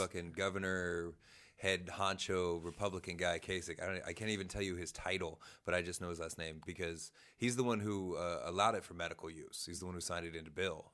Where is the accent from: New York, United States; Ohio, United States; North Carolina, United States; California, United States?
Ohio, United States; Springfield; I'm from Springfield, Ohio, Dayton area